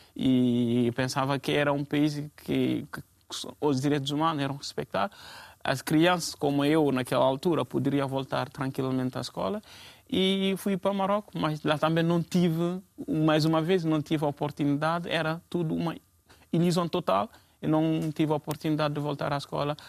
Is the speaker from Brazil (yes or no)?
no; Guinea; also born or lived in Guinea-Bissau; now in Portugal; eu sou da Guiné-Conakry e isto, como já disseram aqui, estou cá em Portugal quase há cinco anos